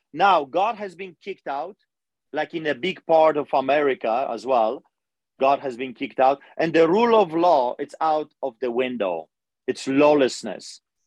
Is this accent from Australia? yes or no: no; Poland; English is a second language; also born or lived in Greece / Canada; now in Calgary, Canada; I'm a Polish immigrant. I grew up in Poland